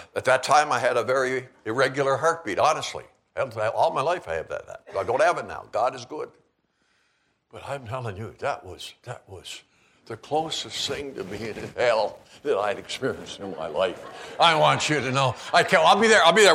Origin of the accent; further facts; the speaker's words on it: Canada; also born or lived in Calgary / Seattle area; now in Kalispell, United States; growing up in Canada